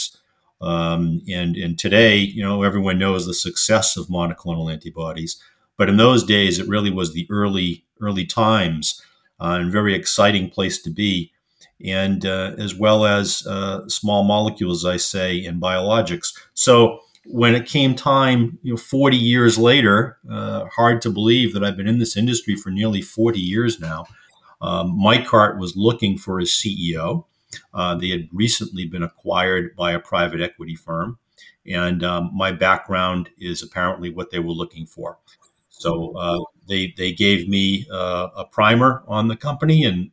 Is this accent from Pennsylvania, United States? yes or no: no; Boston, Massachusetts, United States; I was born and raised in Boston, Massachusetts.